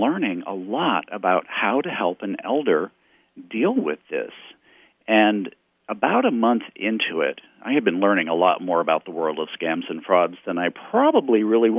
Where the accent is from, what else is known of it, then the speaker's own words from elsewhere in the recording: Texas, United States; now in Missouri, United States; my hometown in Texas.